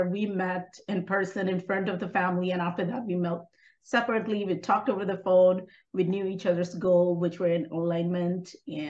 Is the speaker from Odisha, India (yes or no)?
no; Bihar, India; moved away as an adult; now in Texas, United States; From North India, from Bihar.